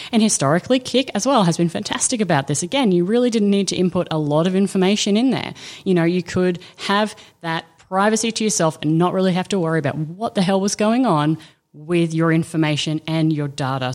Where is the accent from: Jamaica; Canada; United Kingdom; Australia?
Australia; I'm Aussie